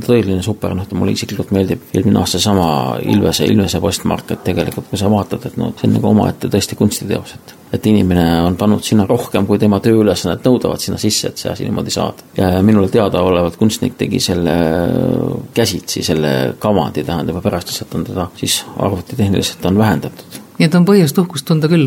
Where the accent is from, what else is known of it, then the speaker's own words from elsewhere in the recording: Estonia; ma olen kogemata Eestist